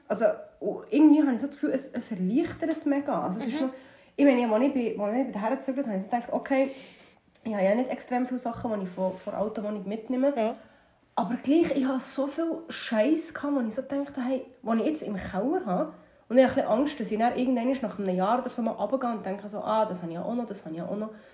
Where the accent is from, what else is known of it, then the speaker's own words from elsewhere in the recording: Habstetten, Bern, Switzerland; dort wo ich aufgewachsen bin, in Habstetten